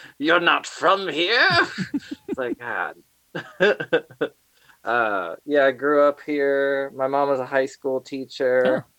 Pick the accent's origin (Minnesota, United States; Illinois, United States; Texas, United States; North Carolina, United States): North Carolina, United States; Asheville; born or raised there; also born or lived in Atlanta, Georgia